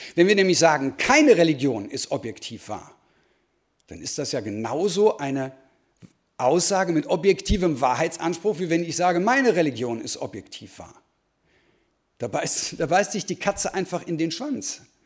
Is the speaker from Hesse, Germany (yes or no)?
no; Dortmund, North Rhine-Westphalia, Germany; ich komme aus Dortmund